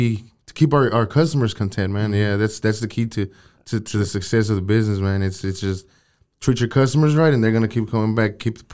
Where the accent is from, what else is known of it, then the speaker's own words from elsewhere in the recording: Waco, Texas, United States; also born or lived in San Luis Potosí, Mexico; Yeah, I was born there. But I was raised here in Waco, man. Gotcha. We moved to Waco when I was about 7-8 years old, and we've been here since.